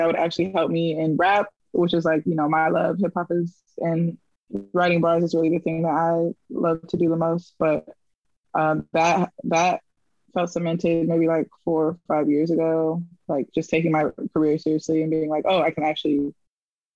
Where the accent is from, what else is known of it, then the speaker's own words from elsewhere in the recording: Oakland, California, United States; now in Brooklyn, United States; I grew up in the Bay, between Oakland and New City, which is a suburb outside of Oakland